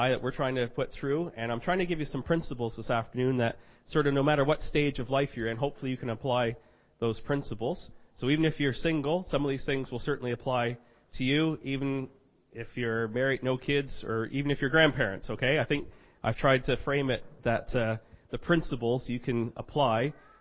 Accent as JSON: {"language": "English", "town": "Fredericton", "region": "New Brunswick", "country": "Canada", "said": "I'm from Fredericton, New Brunswick, Canada."}